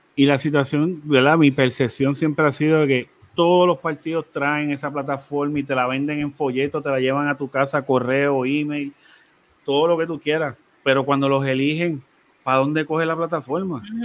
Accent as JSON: {"language": "Spanish", "country": "Puerto Rico", "said": "como puertorriqueños"}